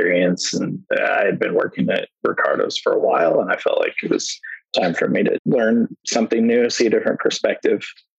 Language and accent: English; Washington, United States; also born or lived in Hood River, Oregon / Portland area; I was born in Hood River, Oregon, and raised in Washington, always within like an hour of Portland